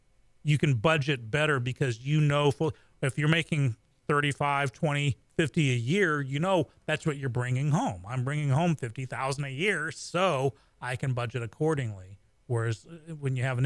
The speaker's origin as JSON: {"language": "English", "country": "United States", "said": "I'm American"}